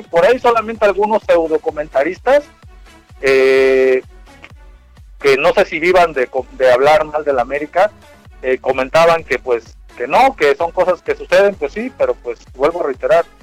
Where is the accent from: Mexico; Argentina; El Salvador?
Mexico; antes que todo soy mexicano